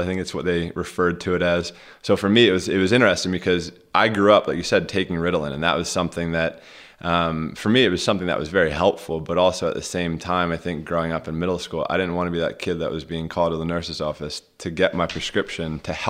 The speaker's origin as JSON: {"language": "English", "town": "Rogers Forge", "region": "Maryland", "country": "United States", "tie": "born or raised there", "said": "We grew up in Rogers Forge, Maryland."}